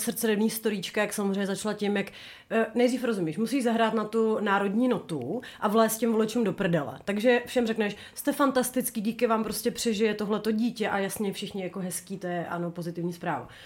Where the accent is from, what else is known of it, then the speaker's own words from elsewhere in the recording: Bohemia, Czechia; my jsme skromné dívky z Čech